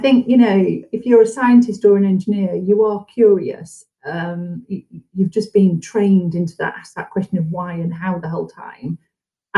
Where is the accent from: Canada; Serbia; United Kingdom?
United Kingdom; Yorkshire and the Humber; moved away as an adult; also born or lived in London / Edinburgh / Aberdeen; I'm from Yorkshire. I've lived in Yorkshire.